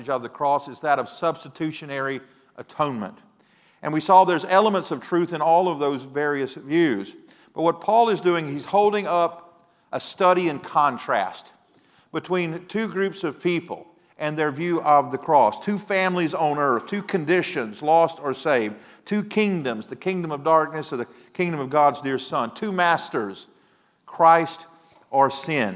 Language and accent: English; Mississippi, United States; moved away as an adult; now in Texas, United States; I'm from Mississippi